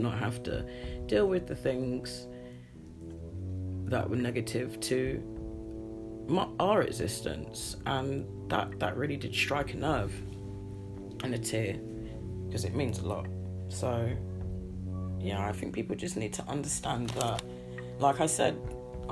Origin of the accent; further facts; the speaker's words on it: United Kingdom; I'm very British